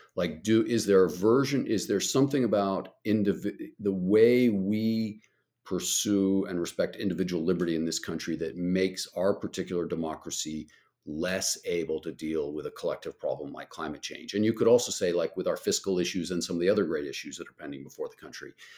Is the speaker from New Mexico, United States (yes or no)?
yes; Albuquerque, New Mexico, United States; I grew up in Albuquerque, New Mexico